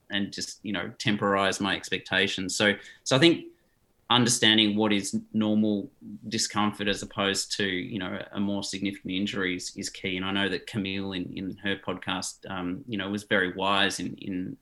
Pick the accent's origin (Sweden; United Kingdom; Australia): Australia; also born or lived in South Africa; although I've lived in Australia since I was five, I've got a Dutch passport. I've never resided in the Netherlands. I was born in South Africa